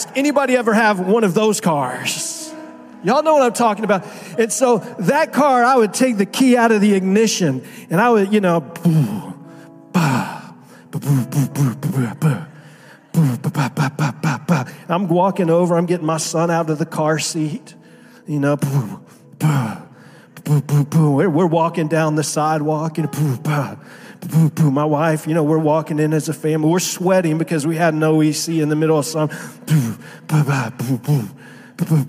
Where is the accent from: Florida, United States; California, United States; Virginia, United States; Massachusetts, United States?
Florida, United States; Miami; moved away as an adult; also born or lived in Naples, Florida; I was pastoring in Naples for 14 years, but I grew up in Miami. And so Miami in South Florida is home for me